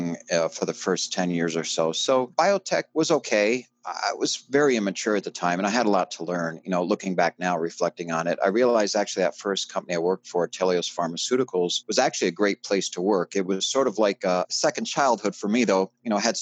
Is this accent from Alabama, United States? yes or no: no; Middletown, New York, United States; moved away as an adult; I grew up in Middletown, New York. Parents moved there when I was about 3 months old, and I was there till I was 18 years old